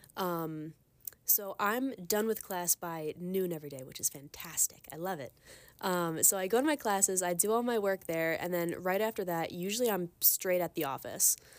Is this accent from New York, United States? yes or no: yes; Long Island, New York, United States; moved away as an adult; now in Ithaca, United States; I'm from Long Island